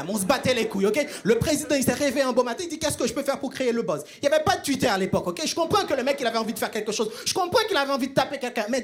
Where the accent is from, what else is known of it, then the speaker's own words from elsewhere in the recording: Haiti; Moi, je viens d'Haïti, à ne pas confondre avec Tahiti.